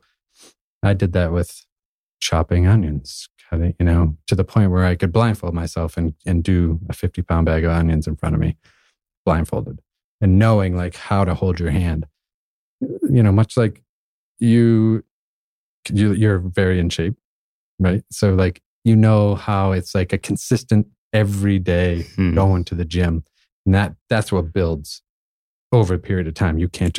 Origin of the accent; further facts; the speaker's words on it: New England, United States; also born or lived in Austin, Texas; I grew up in New England and Maine barbecues and lived in Austin, Texas, I get all those other flavors.